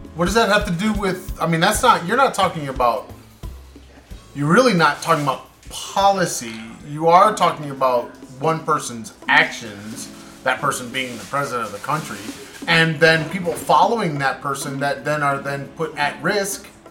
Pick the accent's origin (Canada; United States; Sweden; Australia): United States; I'm American